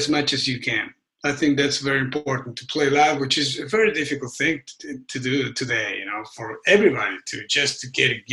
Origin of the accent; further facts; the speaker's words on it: Argentina; now in United States; I grew up in Argentina, but I lived most of my life here.